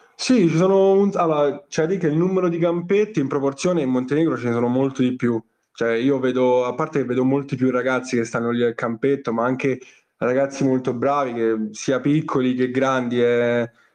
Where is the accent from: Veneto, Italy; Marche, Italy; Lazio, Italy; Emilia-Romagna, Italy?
Lazio, Italy; Rome; born or raised there